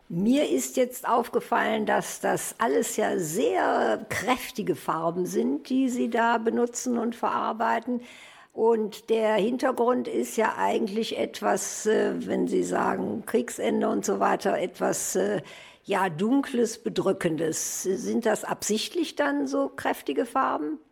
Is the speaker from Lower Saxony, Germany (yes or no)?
no; Krefeld, North Rhine-Westphalia, Germany; ich als alte Krefelderin